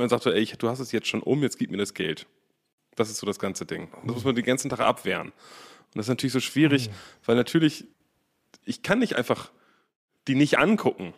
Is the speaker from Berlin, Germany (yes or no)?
yes; Berlin, Germany; Wir sind ja aus Berlin